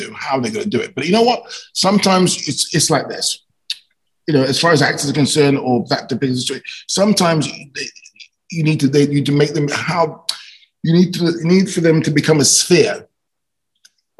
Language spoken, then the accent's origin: English; London, United Kingdom; I was shooting movies in my hometown, London